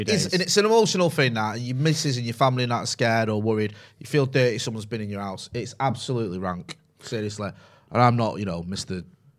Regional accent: Partington, North West England, United Kingdom; also born or lived in Sale; I didn't live there, I just lived in Sale. Not that there's anything. I grew up in Partington

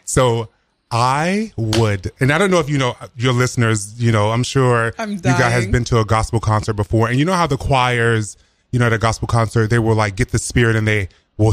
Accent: South Carolina, United States; moved away; I'm originally from South Carolina

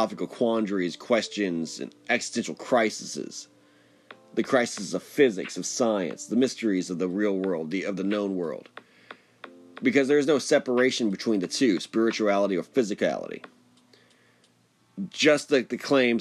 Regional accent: United States; As an American, as a Westerner, as a modern man.

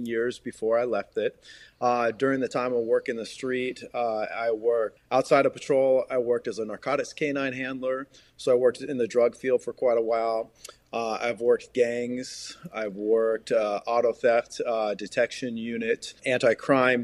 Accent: Puget Sound, Seattle region, Washington, United States; I grew up in the Puget Sound, Seattle region

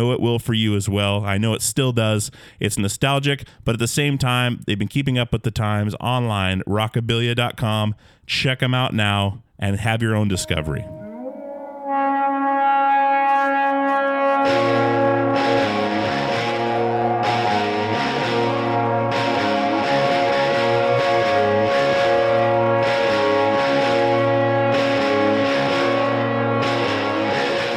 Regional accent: Alaska, United States; born or raised there

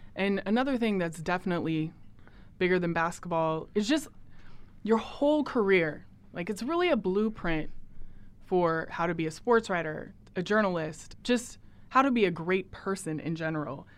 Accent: Portland, Oregon, United States; I'm from Portland

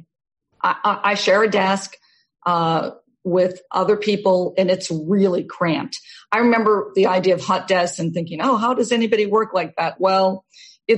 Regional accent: Massachusetts, United States; moved away as an adult; also born or lived in Newton, Massachusetts / New York / Newport, Rhode Island / California; I grew up in Massachusetts

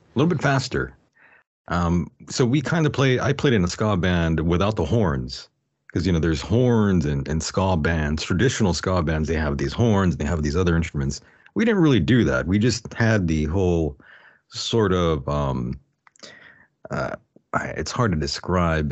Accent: El Centro, California, United States; a local D J in El Centro, California, where, um, that's my hometown

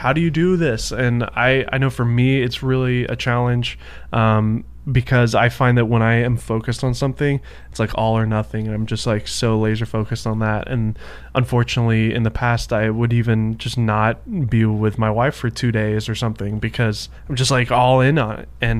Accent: Nashville, Tennessee, United States; now in California, United States; I say I'm from Nashville

